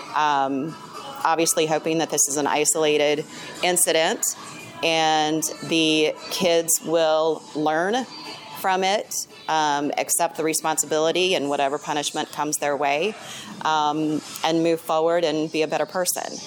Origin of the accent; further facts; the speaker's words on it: Indiana, United States; also born or lived in California; I was born and raised in Indiana. I lived in California for a few years